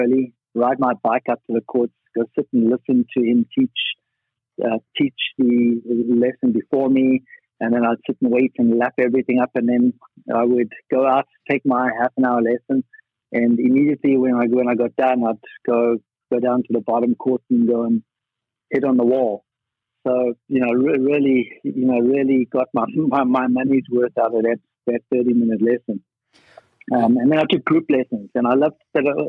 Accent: Johannesburg, Gauteng, South Africa; moved away as an adult; I'm from Johannesburg. I was born there, played tennis there

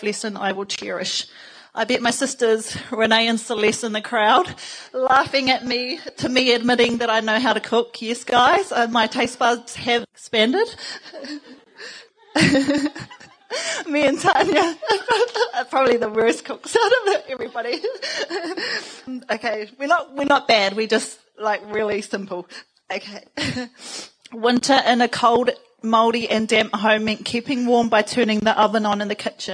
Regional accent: Porirua, Wellington, New Zealand; moved away; I grew up in Cannons Creek in a Housing New Zealand state home with my sisters.

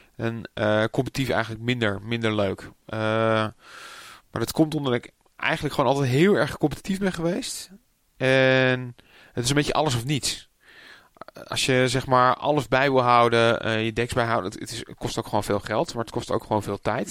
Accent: Amsterdam, North Holland, Netherlands; also born or lived in Purmerend; ik ben eigenlijk eh, opgegroeid in, in, geboren in Amsterdam. Maar ik heb nog een tijdje in Purmerend gewoond.

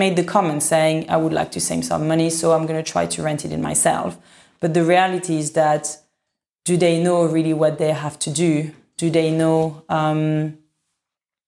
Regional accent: France; now in London, United Kingdom; I come from France

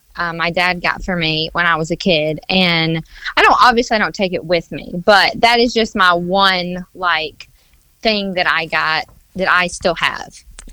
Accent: Western Kentucky, United States; Western Kentucky. Small town in Western Kentucky.

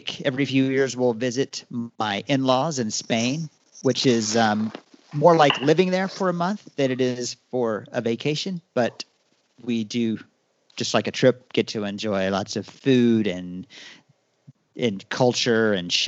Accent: Texas, United States; Born and raised in Texas

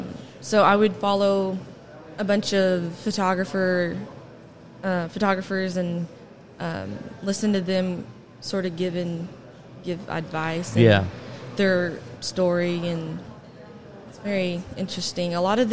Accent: Fort Smith, Arkansas, United States; Fort Smith, Arkansas.

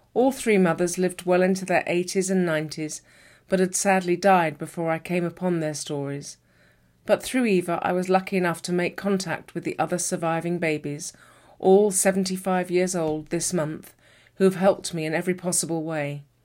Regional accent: United Kingdom; I'm a British author

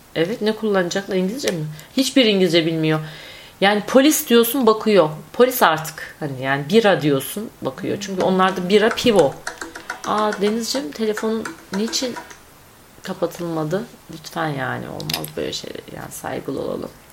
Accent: Konya, Turkey

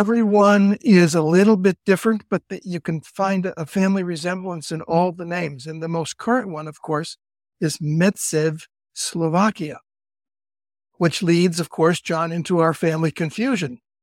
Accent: Cleveland, Ohio, United States; moved away as an adult; also born or lived in Idaho / Cali, Colombia / Berkeley, California; now in California, United States; I'm from Cleveland originally and went out west in the nineteen sixties as a Catholic priest

